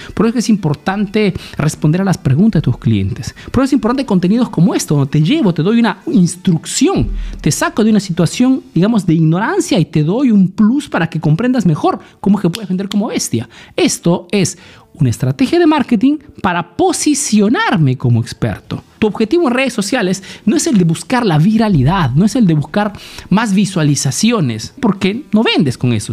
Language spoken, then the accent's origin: Spanish; Peru; now in Italy